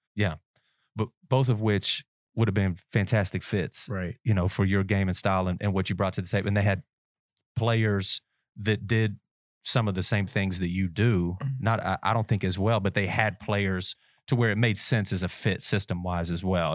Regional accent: Nicholasville, Kentucky, United States; I'm from Nicholasville

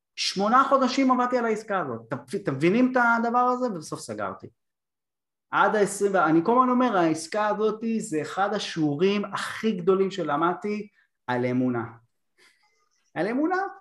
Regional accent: Bat Yam, Tel Aviv District, Israel; הילד מבת ים

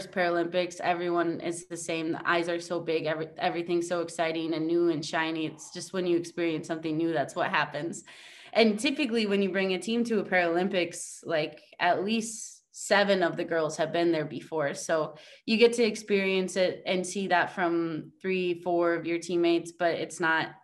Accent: Minnesota, United States; moved away as an adult; also born or lived in Texas; now in Spain; I'm from Minnesota, grew up with all brothers

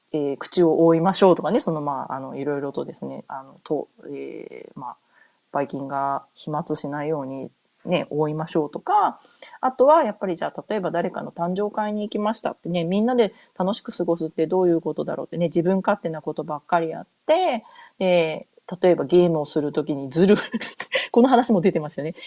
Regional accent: Japan; moved away as an adult; also born or lived in North America; 日本で生まれ、日本で育った自分

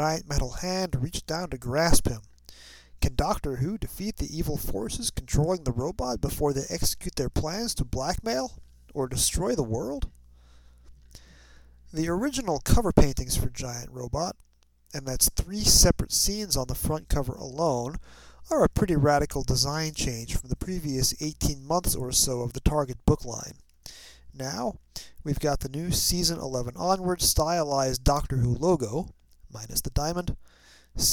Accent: New York City suburbs, United States; growing up in the New York City suburbs

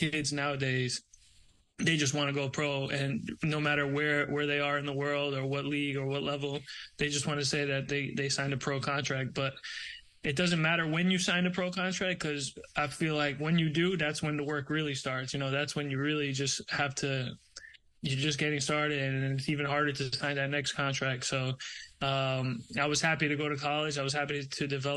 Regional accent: New York, United States; moved away as an adult; also born or lived in Brazil; now in Tampa, United States; I grew up in New York

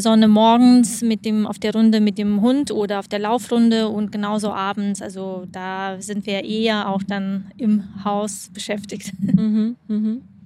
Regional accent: Lithuania; also born or lived in Germany / Frankfurt; now in Cyprus; Ich komme aus Litauen, bin nach Deutschland umgezogen und dort. Ähm, 18 ähm, Jahre gelebt

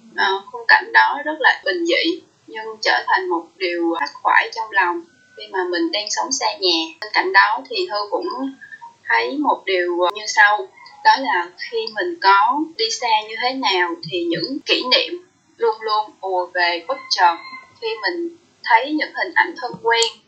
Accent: Mekong Delta, Vietnam; now in Ho Chi Minh City, Vietnam; sinh ra và lớn lên ở miền Tây

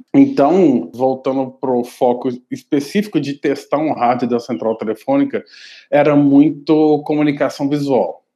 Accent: Belo Horizonte, Minas Gerais, Brazil; eu sou de BH, então eu tinha estudado no Cefet, de Minas Gerais, específico de BH

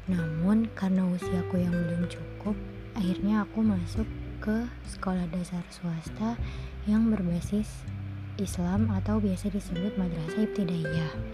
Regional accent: Jakarta, Indonesia; born there; Aku lahir di Jakarta pada tanggal 16 September tahun 2002.

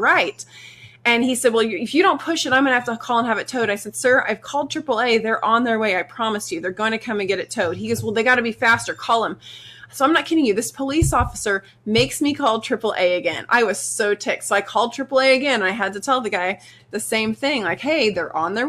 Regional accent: Missouri, United States; We're from Missouri

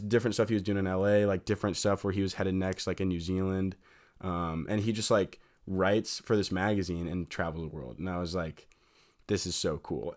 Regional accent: Fort Wayne, Indiana, United States; I'm from Fort Wayne, Indiana.

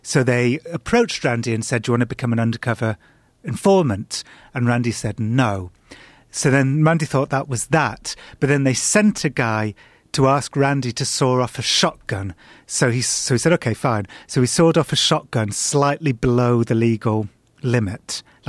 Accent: England, United Kingdom; Yeah, I, as an Englishman, I'm a warrior.

